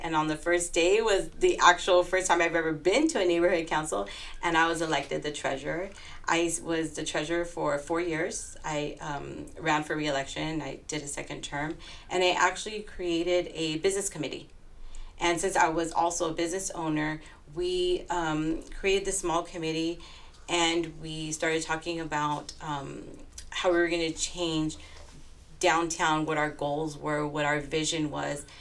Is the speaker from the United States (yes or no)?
yes; Los Angeles, California, United States; my hometown in Northeast Los Angeles